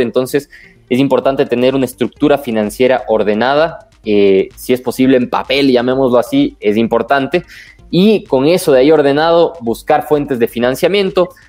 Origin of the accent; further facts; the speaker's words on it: Ecuador; como ecuatorianos